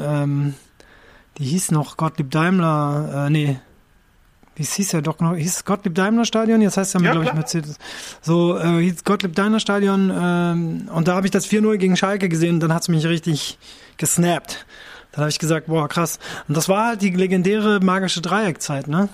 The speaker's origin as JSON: {"language": "German", "country": "Japan", "tie": "born or raised there", "moved": "yes", "said": "ich bin in Japan aufgewachsen"}